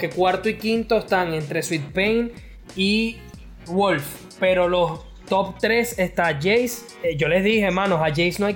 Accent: Spain; yo soy de España

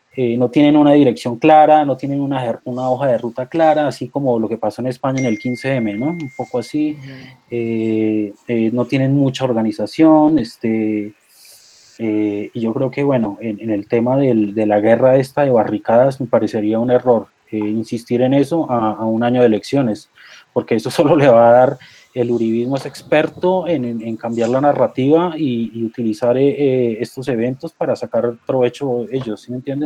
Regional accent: Colombia

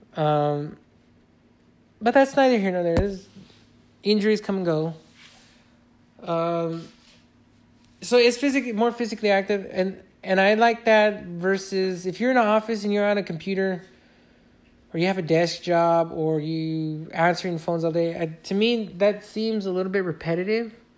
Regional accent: Fontana, California, United States; I've worked in my hometown, Fontana

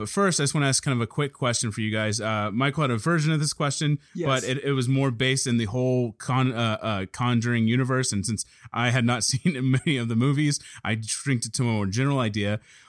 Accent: Ireland; Because I'm Irish and I don't think he would kill me.

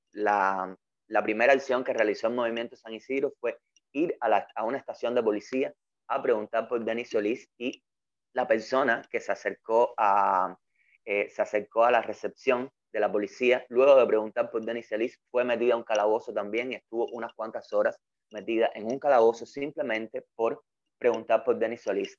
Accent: Cuba; also born or lived in Havana; soy un artista cubano. Vivo y trabajo

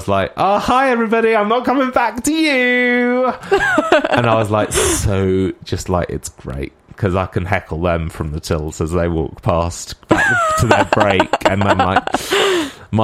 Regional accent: Bedfordshire, East of England, United Kingdom; moved away as an adult; now in Derby, United Kingdom; I am from Bedfordshire, which is kind of like an hour north of London

